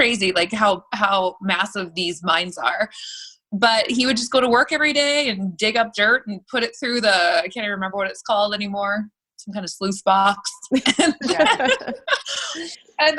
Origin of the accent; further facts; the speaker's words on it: Manson Creek, British Columbia, Canada; moved away; also born or lived in Fort St. James, British Columbia; it's called Manson Creek in British Columbia